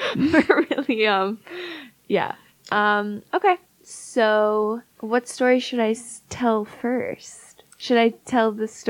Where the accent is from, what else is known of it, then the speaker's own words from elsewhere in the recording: northwest suburbs of Chicago, Illinois, United States; We're from the northwest suburbs of Chicago.